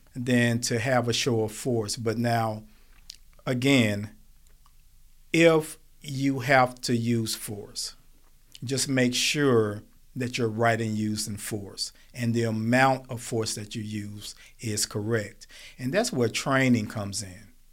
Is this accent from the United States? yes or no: yes; Smithfield, United States; I grew up in Smithfield